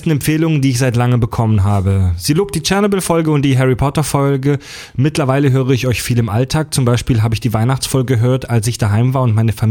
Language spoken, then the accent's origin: German; Baden-Württemberg, Germany; also born or lived in Swabia; von mir als Badener mit zwangsweise schwäbischem Hintergrund